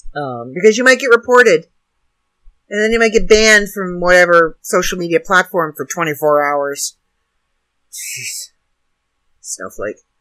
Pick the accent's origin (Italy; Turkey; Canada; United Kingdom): Canada; now in United States; not an American, I'm Canadian.